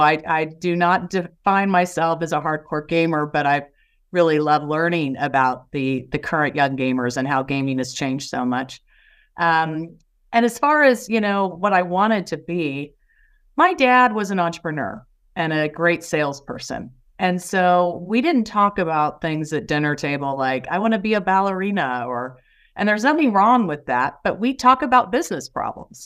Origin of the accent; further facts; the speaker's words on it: Indiana, United States; I'm from Indiana